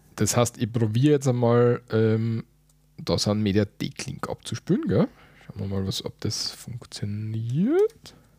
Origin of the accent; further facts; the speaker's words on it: Austria; Bei uns in Österreich